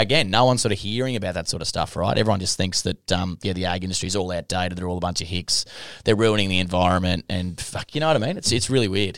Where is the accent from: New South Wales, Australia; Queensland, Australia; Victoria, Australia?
Queensland, Australia; Longreach; moved away; I'm from Long Reach